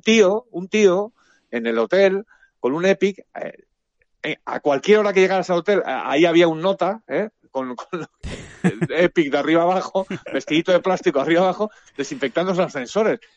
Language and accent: Spanish; Spain; somos unos periodistas españoles